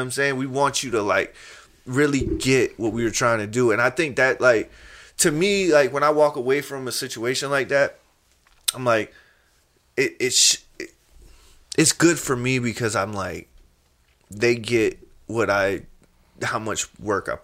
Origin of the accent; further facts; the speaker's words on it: the South, United States; I grew up in the South